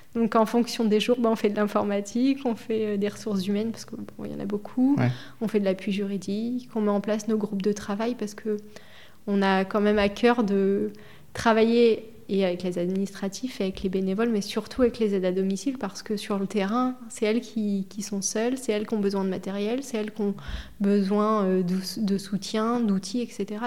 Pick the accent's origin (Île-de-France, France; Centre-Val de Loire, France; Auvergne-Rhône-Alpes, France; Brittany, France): Centre-Val de Loire, France; Buzançais; also born or lived in Châteauroux; moi, je suis native de l'Indre. Je suis née à Châteauroux